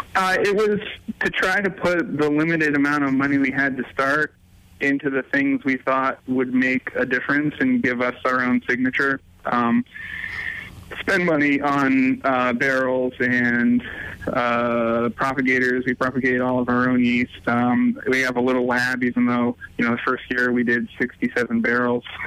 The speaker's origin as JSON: {"language": "English", "region": "New England", "country": "United States", "tie": "born or raised there", "also_born_or_lived": "New Hampshire / Connecticut / Kentucky", "moved": "as an adult", "said": "I grew up around New England"}